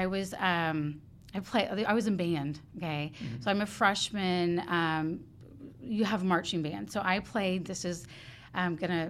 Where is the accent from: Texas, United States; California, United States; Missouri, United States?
Texas, United States; Houston; also born or lived in Mission Bend, Fort Bend County, Texas; I grew up on the southwest side of Houston